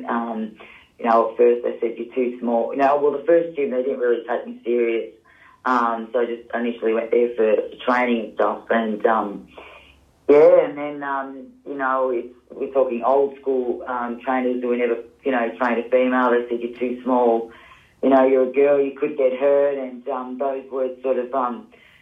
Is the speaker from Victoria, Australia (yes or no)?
yes; Melbourne, Victoria, Australia; I grew up in Yarraville, the western suburbs